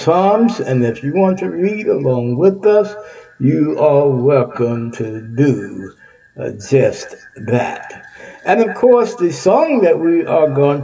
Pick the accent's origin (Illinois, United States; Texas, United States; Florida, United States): Texas, United States; Texas is my home state